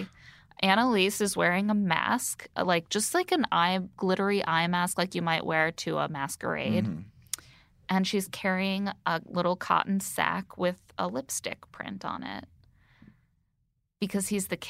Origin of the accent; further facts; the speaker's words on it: Indiana, United States; Oh, I'm from Indiana.